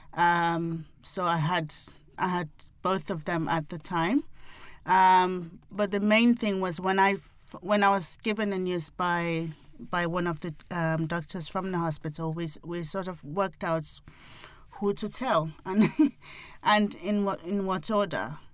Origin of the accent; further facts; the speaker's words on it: Nigeria; being African, being Nigerian